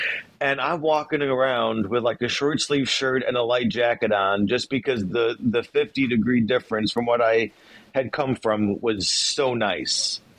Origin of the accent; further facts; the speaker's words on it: Chicago, Illinois, United States; As a Chicagoan, that is about as sacrilegious as you can get.